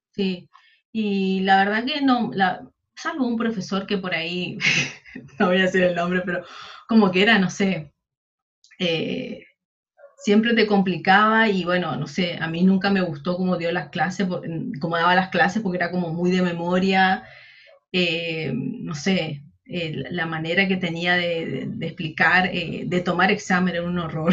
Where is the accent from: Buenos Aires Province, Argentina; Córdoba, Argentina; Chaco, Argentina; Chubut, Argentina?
Chaco, Argentina; Charata; moved away as an adult; also born or lived in Corrientes; now in Resistencia, Argentina; yo soy del interior del Chaco, yo soy de Charata